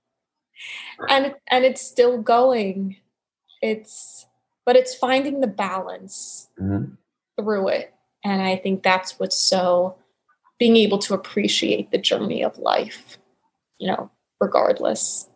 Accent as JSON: {"language": "English", "town": "New York City", "region": "New York", "country": "United States", "tie": "born or raised there", "also_born_or_lived": "Arizona / Portland, Oregon / Florida", "moved": "as an adult", "said": "born and raised in New York City"}